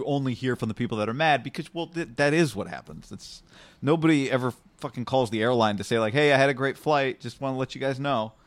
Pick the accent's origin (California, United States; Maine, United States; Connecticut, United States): California, United States; Davis; also born or lived in Bay Area; we're both from Nor-, Davis, Northern California